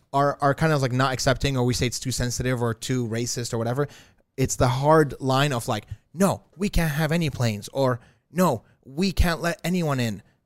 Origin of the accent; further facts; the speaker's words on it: Iraq; moved away; I was literally born during some bombings of America, bombing Iraq